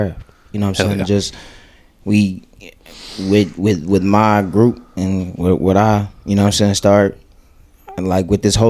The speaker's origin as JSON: {"language": "English", "town": "Chicago", "region": "Illinois", "country": "United States", "also_born_or_lived": "Fort Dodge, Iowa", "moved": "yes", "said": "I'm from Chicago"}